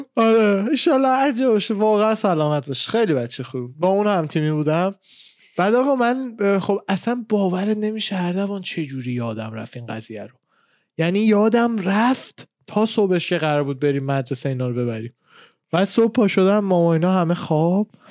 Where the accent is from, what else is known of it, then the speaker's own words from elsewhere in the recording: Iran; moved away; من خودم ایران بودم